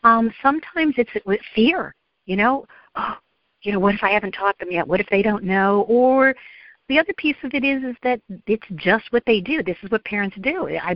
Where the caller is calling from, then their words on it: Atlanta, Georgia, United States; I'm calling from the Metro Atlanta, Georgia area.